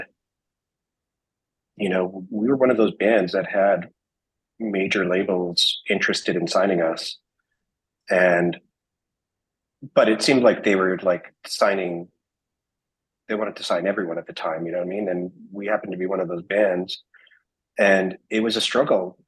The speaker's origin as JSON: {"language": "English", "country": "Canada", "said": "we're from Canada"}